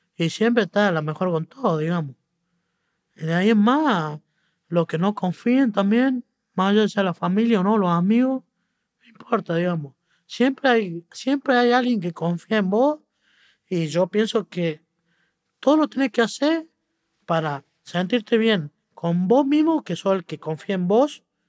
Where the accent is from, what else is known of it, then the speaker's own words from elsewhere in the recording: Argentina; siendo argentino